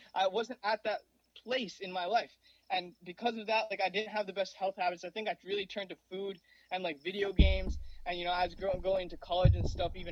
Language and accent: English; New Jersey, United States; also born or lived in Mumbai, India; I grew up in Mumbai, India till I was 4 years old. That's where I was born. And now I'm 23, living in New Jersey. I've been living here since I was four in the United States